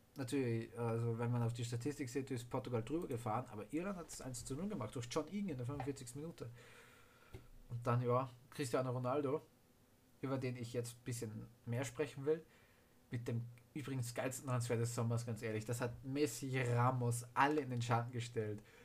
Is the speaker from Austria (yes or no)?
yes; Austria; ich natürlich für Österreich bin als Österreicher